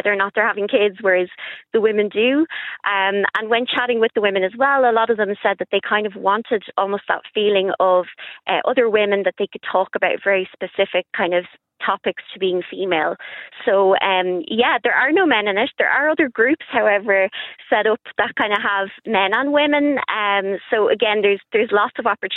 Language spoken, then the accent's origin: English; Ireland; growing up in Ireland